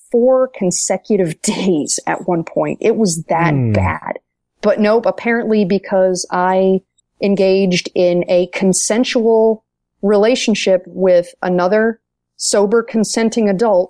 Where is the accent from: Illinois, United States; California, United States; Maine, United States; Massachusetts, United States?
Maine, United States; a fellow native New Englander